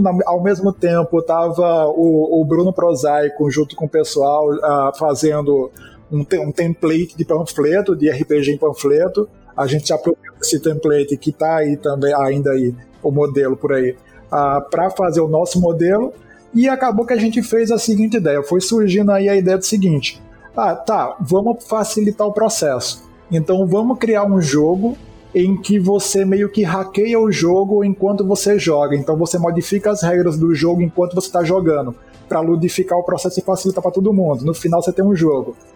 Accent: Northeast Brazil, Brazil; E a gente é do Nordeste

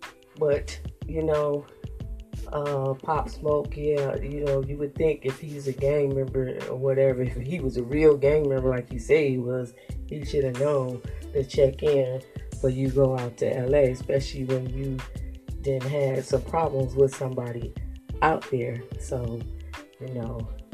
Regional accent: Michigan, United States; because I'm coming from Michigan. I don't know nothing about L.A.

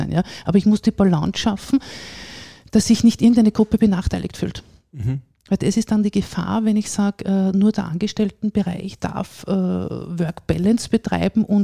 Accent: Vienna, Austria; now in Salzburg, Austria; ich bin auch Wienerin. Ja? Ich, ich komme aus Wien, lebe aber jetzt, wie gesagt, seit äh, 20 Jahren hier, fühle mich als Salzburgerin.

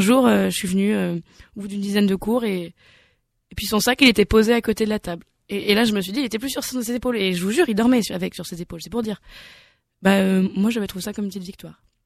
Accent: Nantes, Pays de la Loire, France; je viens de Nantes

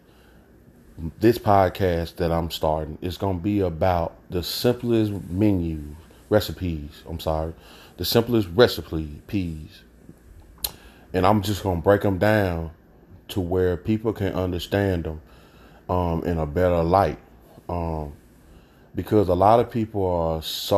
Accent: Jackson, Mississippi, United States; I hail from Jackson, Mississippi

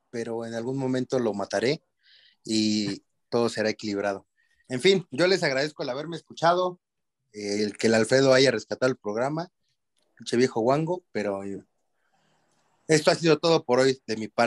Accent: Toluca, State of Mexico, Mexico; mi último aporte, güey, acá, este, soy de Toluca, güey.

